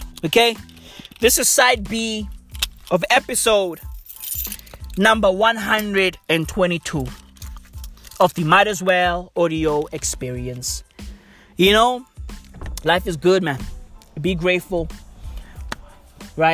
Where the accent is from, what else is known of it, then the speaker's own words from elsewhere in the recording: South Africa; I'm from South Africa.